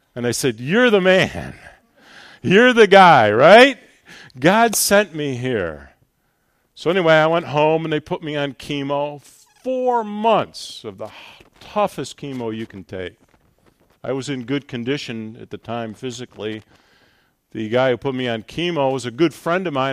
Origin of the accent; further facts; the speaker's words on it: Buffalo, New York, United States; I am from Buffalo, New York